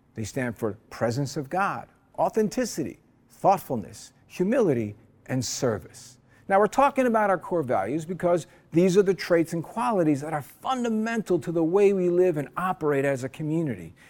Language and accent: English; New Jersey, United States; now in Honolulu, United States; As a kid back in New Jersey, I grew up in the Eastern Orthodox Church.